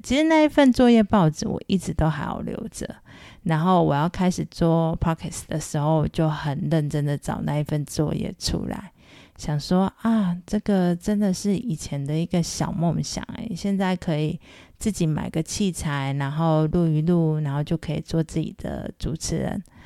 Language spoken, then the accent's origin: Chinese; Chiayi, Taiwan; 我的家乡嘉义